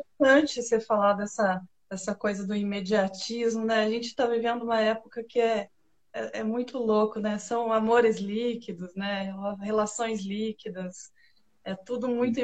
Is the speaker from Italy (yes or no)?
yes; Italy; como boa italiana